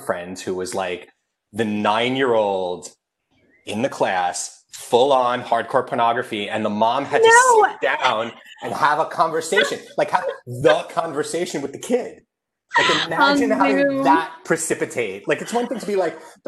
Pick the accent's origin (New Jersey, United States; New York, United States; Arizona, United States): New York, United States; New York suburbs, United States; I am one of those suburban New Yorkers who pretends to be from New York